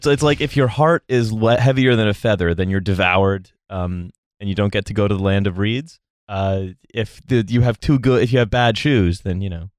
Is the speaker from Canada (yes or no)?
yes; near Toronto, Ontario, Canada; I grew up near Toronto.